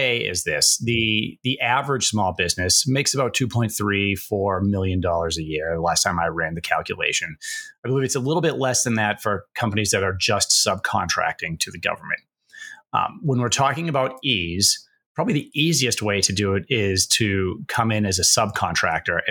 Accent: Massachusetts, United States; moved away as an adult; I'm from New England area and Massachusetts

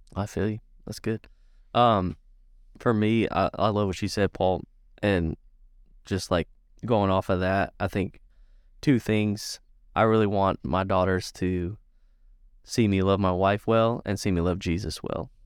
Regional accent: Sarasota, Florida, United States; moved away; I grew up in Sarasota, Florida

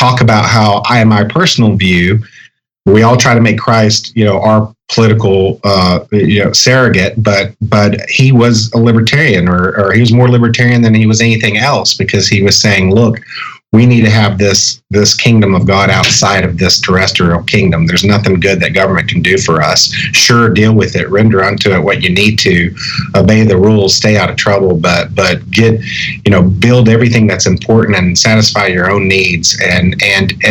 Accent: Texas, United States; where I grew up in Texas

